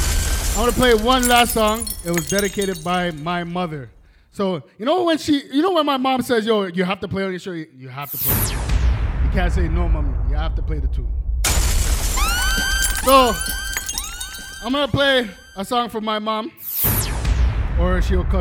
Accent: Jamaica; I am Jamaican

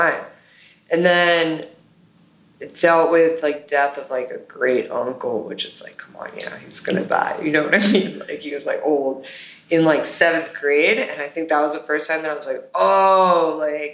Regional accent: Miami, Florida, United States; growing up in Miami

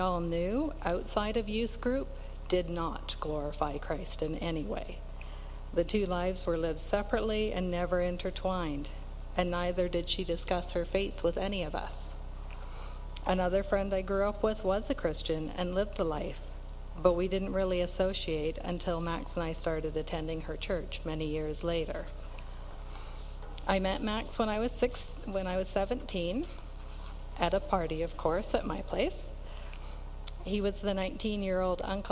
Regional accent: North Vancouver, British Columbia, Canada; moved away as an adult; also born or lived in Kootenays; now in Slocan Valley, Canada; I grew up in North Van with two older brothers

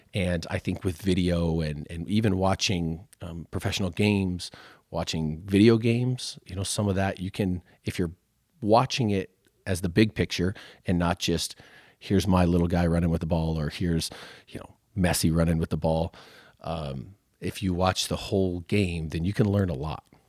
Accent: Waukee, Iowa, United States; I grew up in Waukee when it was a lot smaller

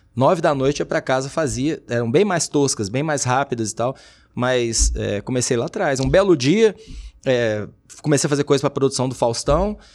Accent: Uberlândia, Minas Gerais, Brazil; also born or lived in Duque de Caxias, Rio de Janeiro; Eu falo que eu sou mineiro

